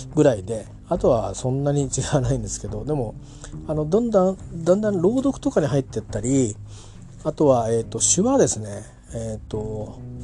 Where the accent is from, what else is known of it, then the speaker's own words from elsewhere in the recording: Japan; 私は日本人です